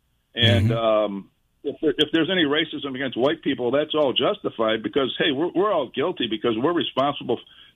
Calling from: Jacksonville, Florida, United States; So, Jacksonville, Florida.

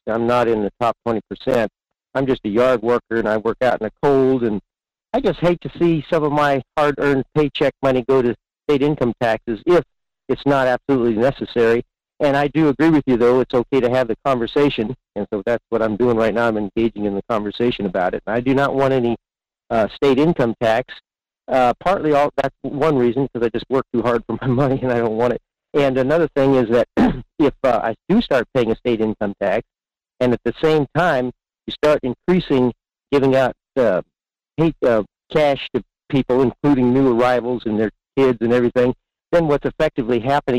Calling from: Fairbanks, Alaska, United States; in Fairbanks.

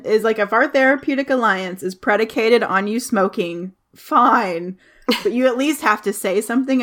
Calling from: St. Louis, Missouri, United States; So I'm recording from St. Louis, Missouri.

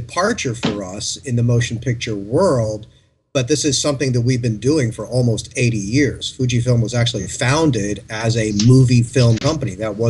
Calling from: Burbank, California, United States; From beautiful Burbank, California.

